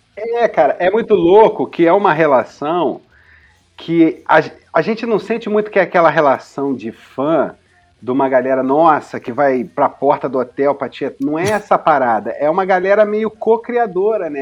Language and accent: Portuguese; Rio de Janeiro, Brazil; muito carioca, de uma família de Madureira, mas eu nasci na maternidade Carmela Dutra, no Meier, que vem a ser a capital do subúrbio